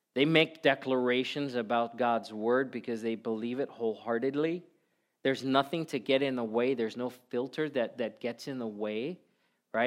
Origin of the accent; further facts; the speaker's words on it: South Africa; I was eight years old. Growing up in South Africa